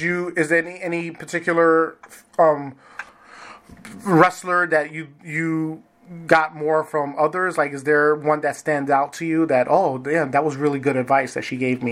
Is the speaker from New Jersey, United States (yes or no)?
no; New York, United States; now in Wisconsin, United States; Well, I was originally from New York, and now I reside in Wisconsin